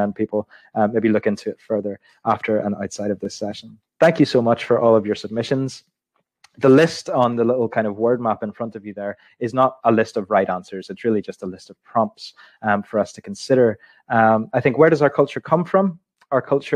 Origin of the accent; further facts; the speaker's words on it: Belfast, Northern Ireland, United Kingdom; I was born in Belfast in 1987 in the city hospital